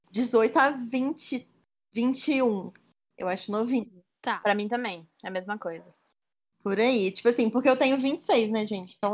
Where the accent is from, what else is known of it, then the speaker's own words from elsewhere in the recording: Juiz de Fora, Minas Gerais, Brazil; eu tenho 26 anos, sou de Juiz de Fora, Minas Gerais.